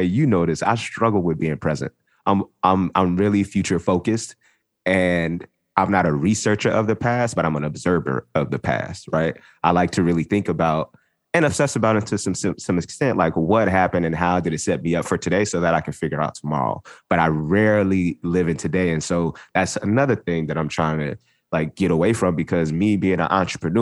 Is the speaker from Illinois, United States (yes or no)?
no; Los Angeles, California, United States; growing up in South Central Los Angeles